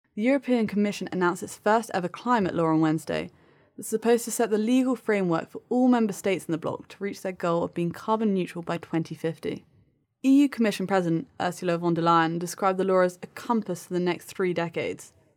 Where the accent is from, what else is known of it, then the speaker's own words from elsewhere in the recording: United Kingdom; as a Brit